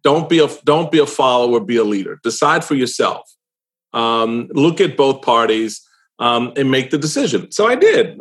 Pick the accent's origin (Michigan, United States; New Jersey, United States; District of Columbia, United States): District of Columbia, United States; Washington; I grew up in Washington D.C.